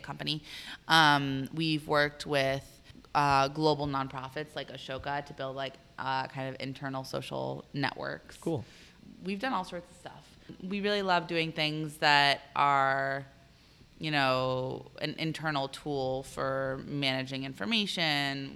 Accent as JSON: {"language": "English", "town": "Arlington", "region": "Virginia", "country": "United States", "tie": "born or raised there", "said": "I, am actually from here. I grew up in Arlington."}